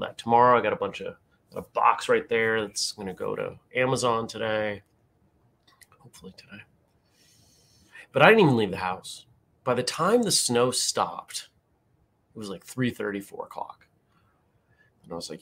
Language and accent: English; New England, United States; growing up in New England